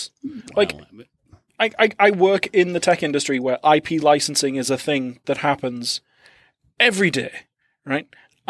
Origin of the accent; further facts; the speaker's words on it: United Kingdom; I'm British